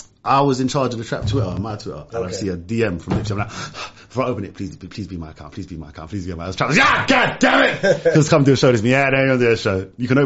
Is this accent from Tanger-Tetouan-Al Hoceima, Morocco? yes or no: yes; Larache, Tanger-Tetouan-Al Hoceima, Morocco; I'm from Arayesh. Arayesh, we call it LA. I'm from a little park called Jeanne Francis, which means French Gardens.